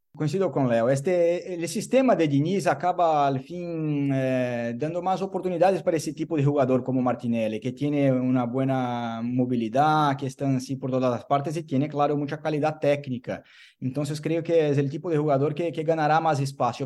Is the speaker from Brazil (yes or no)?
yes; Brazil; Yo como brasileño